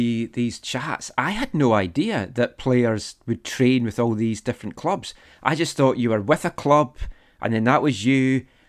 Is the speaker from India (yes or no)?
no; Fife, Scotland, United Kingdom; growing up in Fife